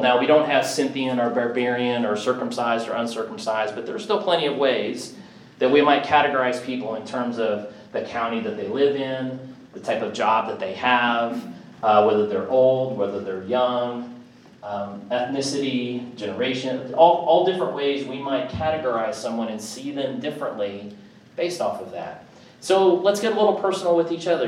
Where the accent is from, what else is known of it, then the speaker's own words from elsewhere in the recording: Kansas City, Missouri, United States; now in Nashville, United States; I grew up in Kansas City, and you know, snow in the winter, it was cold. Had kind of that Midwest card